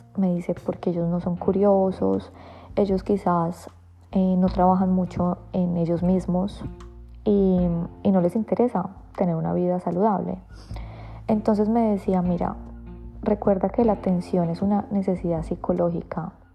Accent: Colombia; moved away; vengo de Colombia

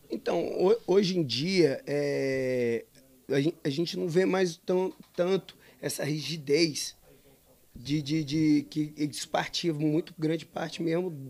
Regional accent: Macaé, Rio de Janeiro, Brazil; also born or lived in Espírito Santo / Bahia; now in Domingos Martins, Brazil; eu sou de Macaé, Rio

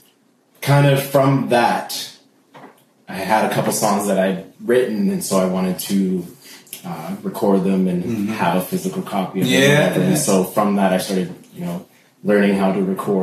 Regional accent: Ontario, Canada; also born or lived in Trinidad; I'm from Trinidad. Mm-hmm. Grew up in Ontario

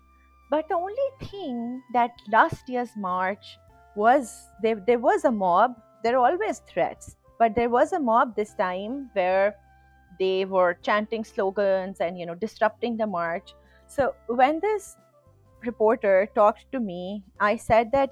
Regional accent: Pakistan

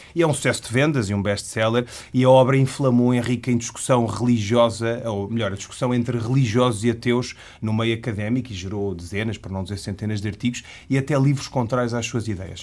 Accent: Portugal; Eu, como ocidental, como português, que professa a religião islâmica

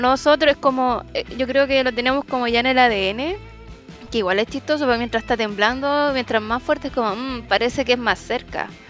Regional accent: Santiago, Santiago Metropolitan Region, Chile; yo y el José, que somos típicos santiaguinos

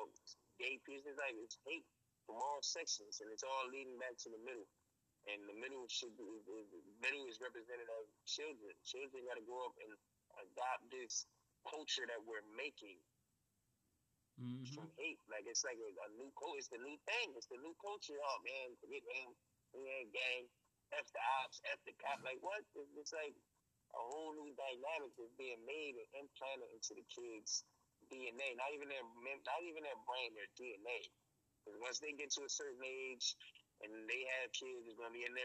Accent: Philadelphia, Pennsylvania, United States; I'm from Philly. Philly's finest

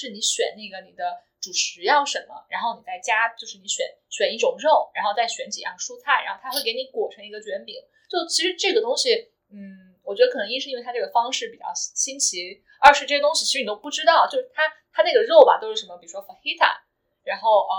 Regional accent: China; now in United States; 我们作为就是在国内长大的孩子

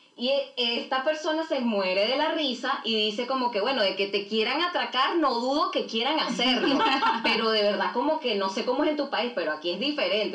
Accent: Venezuela; now in Chile; Somos venezolanas que, que vivimos en Chile desde hace unos cuantos años

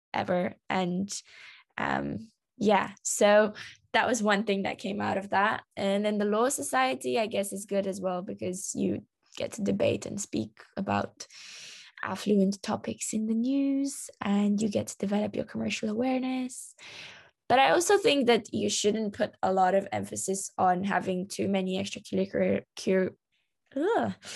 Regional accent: London, United Kingdom; I am Romanian, but I was raised in London

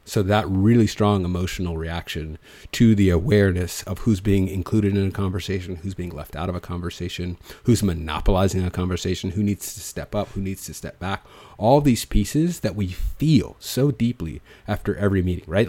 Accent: United States; first language English; also born or lived in Changchun; I grew up in this American English speaking context

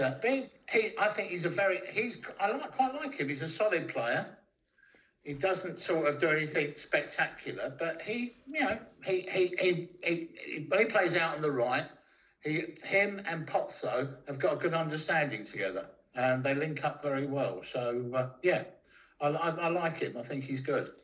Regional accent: London, United Kingdom; moved away as an adult; also born or lived in Ipswich; originally from London, but I spent 25 years in Ipswich

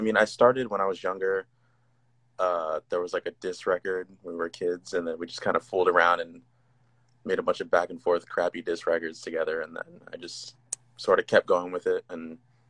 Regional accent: New Jersey, United States; I'm from Jersey, Central Jersey by the shore

